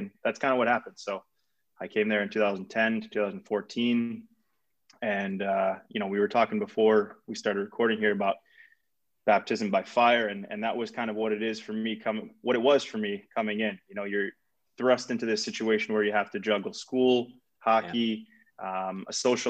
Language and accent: English; New York, United States; moved away; I grew up in New York